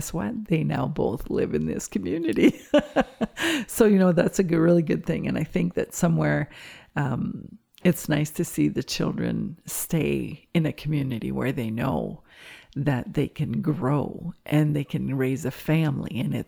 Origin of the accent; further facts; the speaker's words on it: Cornwall, Ontario, Canada; first language French; English is a second language; now in Embrun, Canada; and I came from a small city called Cornwall. And first thing you know, I'm out here in Embrun, and my first language is French.